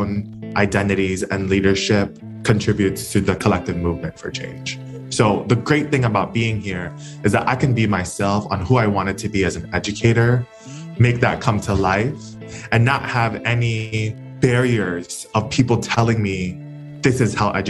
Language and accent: English; Honolulu, Hawaii, United States; Born and raised in Kalihi